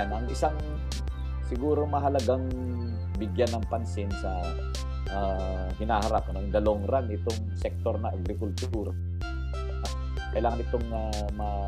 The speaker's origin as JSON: {"language": "Tagalog", "region": "Cagayan Valley", "country": "Philippines", "said": "I'm from Cagayan Valley. Ang father ko ay from Isabela. Ang mother ko ay from uh, Cagayan."}